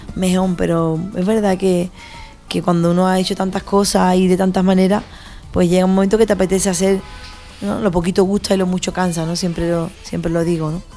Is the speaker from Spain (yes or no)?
yes; San Fernando, Andalusia, Spain; also born or lived in Madrid; siempre volví a mi tierra, ¿no? A San Fernando, a Cádiz